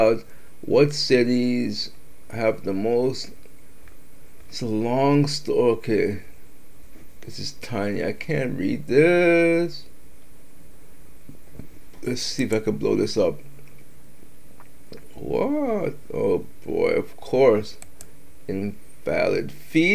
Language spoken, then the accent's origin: English; Massachusetts, United States; I'm from Massachusetts